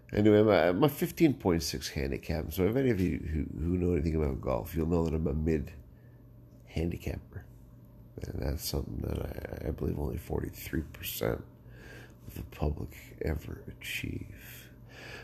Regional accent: Canada; I being, of course, the first born on Canadian soil of our clan. And so I think you'll find my story, my perspective on growing up in Canada with immigrant parents quite interesting.

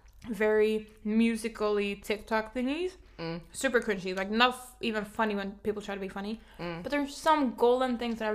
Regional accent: the South, United States; I'm from the Southern States.

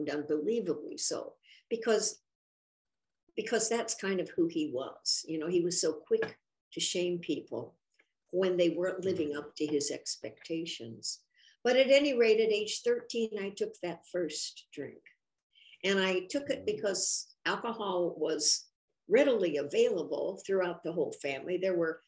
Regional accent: Lafayette, Indiana, United States; I grew up in Indiana, Lafayette, and I was born in 1939

